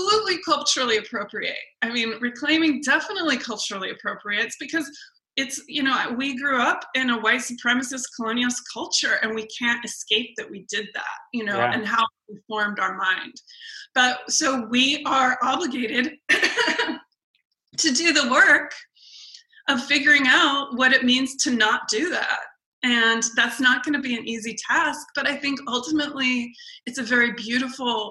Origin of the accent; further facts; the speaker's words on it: Tongva and Chumash lands, California, United States; also born or lived in England / Scandinavia; the Tongva and the Chumash people, specifically in the area where I come from